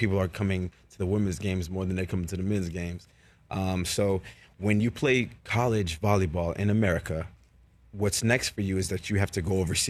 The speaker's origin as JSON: {"language": "English", "town": "Miami", "region": "Florida", "country": "United States", "moved": "as an adult", "lives_now": "Los Angeles, United States", "said": "I'm from Miami."}